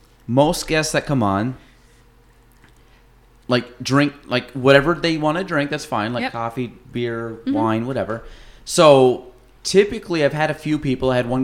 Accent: United States; I grew up on Lake Champlain, like in mm-hmm. the summers and stuff

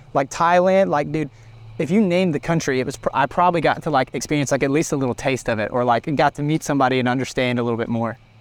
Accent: Trussville, Alabama, United States; also born or lived in Australia; I grew up in Trustville

